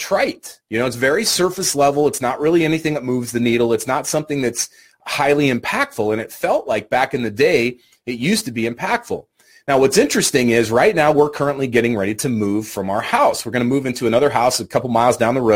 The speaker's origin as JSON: {"language": "English", "region": "Idaho", "country": "United States", "moved": "yes", "said": "I'm not from Idaho, right, or I'm not living in Idaho, but from Idaho originally"}